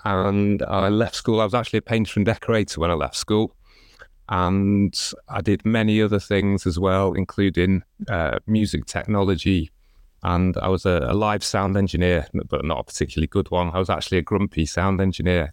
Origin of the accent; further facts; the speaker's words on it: Chester, North West England, United Kingdom; I grew up in Chester